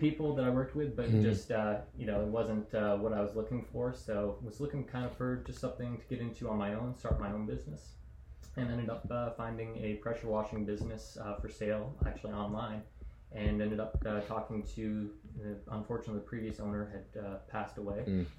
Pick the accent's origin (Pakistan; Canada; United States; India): Canada; Yeah, I guess I am Canada. Kind of lost my accent.